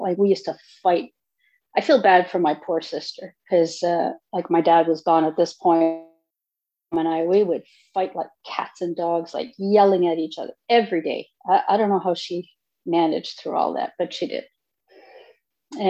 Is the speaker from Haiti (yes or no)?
no; Northern Ontario, Canada; I'm originally from Northern Ontario